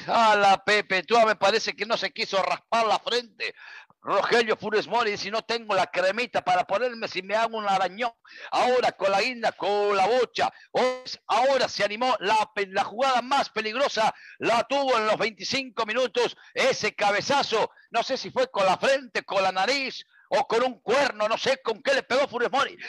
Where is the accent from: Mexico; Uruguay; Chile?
Uruguay; mi tierra